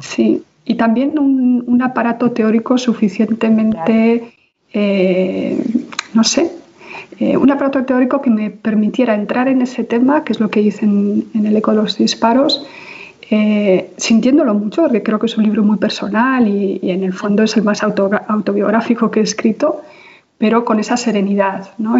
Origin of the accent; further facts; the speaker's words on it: Basque Country, Spain; yo vengo de una sociedad absolutamente traumatizada ¿no? y, con una historia de violencia tremenda a muchos niveles, que es la sociedad vasca